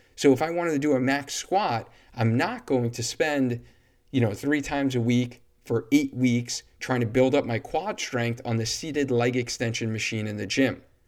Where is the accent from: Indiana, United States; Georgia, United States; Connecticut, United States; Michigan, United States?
Connecticut, United States; Cheshire; But I live in Cheshire, and this is my hometown